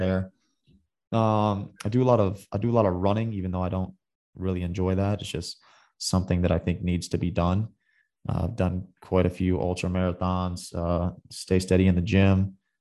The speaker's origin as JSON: {"language": "English", "region": "Michigan", "country": "United States", "tie": "born or raised there", "moved": "yes", "said": "I grew up in the, in the Midwest. I'm from Michigan."}